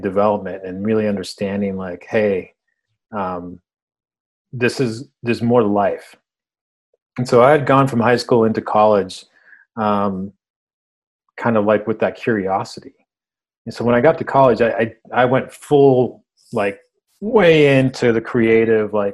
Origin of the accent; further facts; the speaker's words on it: United States; first language Spanish; English is a second language; I was born in the States, but I didn't speak English